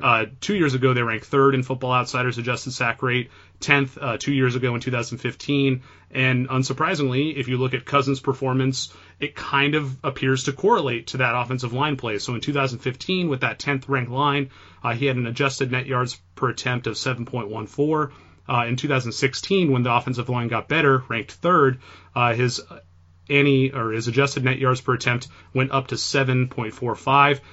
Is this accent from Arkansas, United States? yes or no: no; Bay Area, California, United States; I grew up in the Bay Area